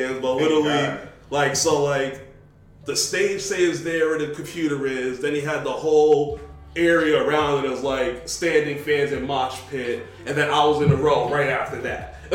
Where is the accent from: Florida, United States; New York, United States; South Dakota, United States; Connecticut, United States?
New York, United States; I'm from New York